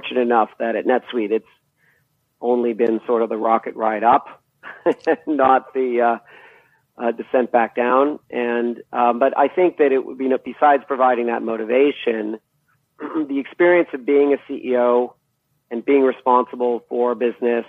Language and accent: English; Boston, Massachusetts, United States; moved away as an adult; also born or lived in East Coast of the U.S.; now in California, United States; I grew up, you know, where some of the more, origin companies of the computer revolution were, Digital Equipment Corporation, companies like that, that were in the Boston area